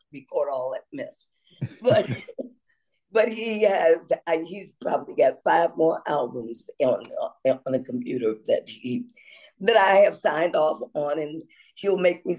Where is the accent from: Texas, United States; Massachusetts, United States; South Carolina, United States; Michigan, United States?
Michigan, United States; Detroit; I'm from Detroit